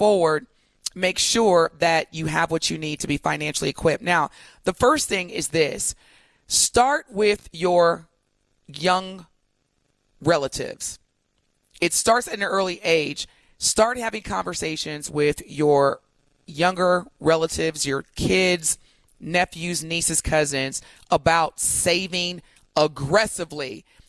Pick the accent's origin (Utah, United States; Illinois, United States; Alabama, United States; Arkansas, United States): Illinois, United States; East St. Louis; being a young kid raised in East St. Louis or growing up in East St. Louis.